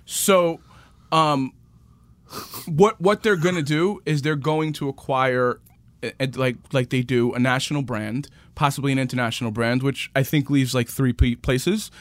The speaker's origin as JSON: {"language": "English", "town": "New York City", "region": "New York", "country": "United States", "tie": "born or raised there", "said": "I'm from Queens. Born and raised, my parents still live in the same house I grew up in, in Rego Park."}